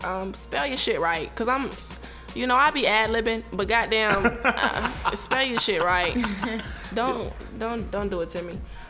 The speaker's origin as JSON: {"language": "English", "region": "Virginia", "country": "United States", "tie": "born or raised there", "said": "I was raised in Virginia."}